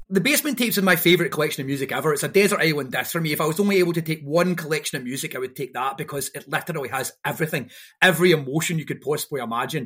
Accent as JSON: {"language": "English", "town": "Airdrie", "region": "Scotland", "country": "United Kingdom", "tie": "born or raised there", "said": "growing up in Airdrie and getting in a weird culture"}